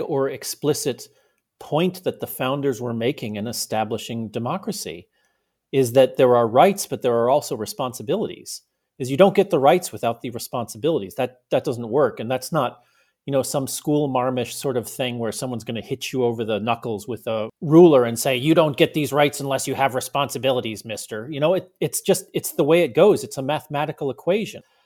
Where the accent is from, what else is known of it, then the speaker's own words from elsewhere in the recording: United States; also born or lived in Germany; as an American